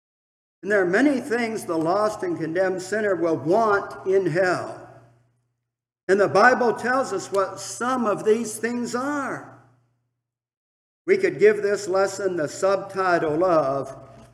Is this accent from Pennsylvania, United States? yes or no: no; Milan, Michigan, United States; serving my hometown congregation of Milan, Michigan, as a deacon